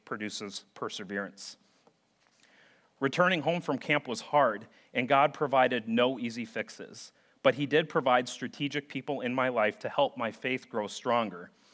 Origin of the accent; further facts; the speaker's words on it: St. Paul, Minnesota, United States; growing up in St. Paul, Minnesota